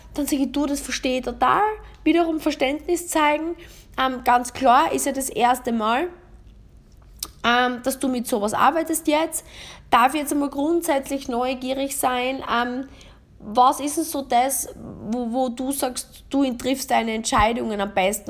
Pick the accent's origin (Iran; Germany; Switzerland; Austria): Austria; bei uns in Österreich